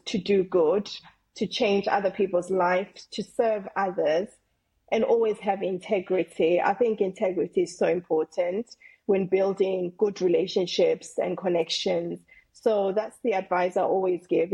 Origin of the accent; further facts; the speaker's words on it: South Africa; moved away as an adult; now in England; I'm originally from South Africa, I came to England when I was 18